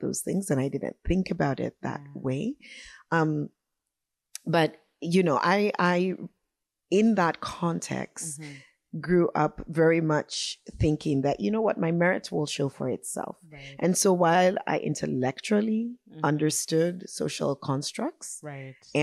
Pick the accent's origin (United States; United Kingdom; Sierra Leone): Sierra Leone; Freetown; moved away as an adult; also born or lived in Germany / Europe; now in Vancouver, Canada; I was born in Germany, grew up my first few years in Europe, and then had returned mm-hmm. to Sierra Leone with my family to live and to go to school